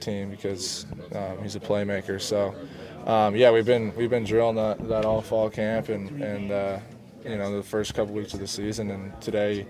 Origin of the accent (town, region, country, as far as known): Lake Stevens, Washington, United States; born or raised there